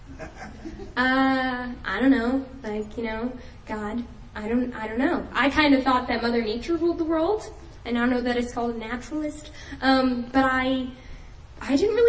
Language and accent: English; New Jersey, United States; moved away as an adult; I am originally from New Jersey, so I lived there all my life before coming to college here.